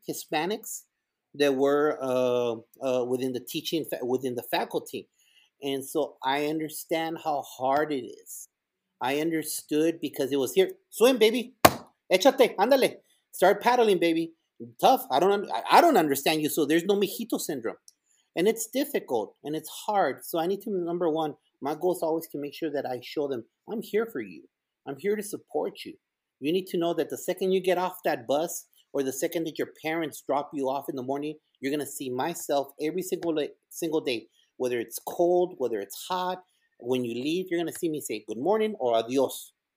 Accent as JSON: {"language": "English", "town": "El Paso", "region": "Texas", "country": "United States", "tie": "born or raised there", "also_born_or_lived": "Ciudad Juarez, Chihuahua, Mexico", "second_language": "English", "moved": "yes", "lives_now": "Garland, United States", "said": "we moved over from Ciudad Juarez to El Paso, Texas, and all the teachers there at Bonham Elementary"}